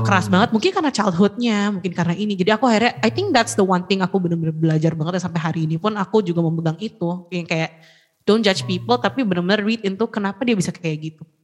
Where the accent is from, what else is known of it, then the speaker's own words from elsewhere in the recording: Indonesia; moved away as an adult; also born or lived in United States; iya gue orang Indo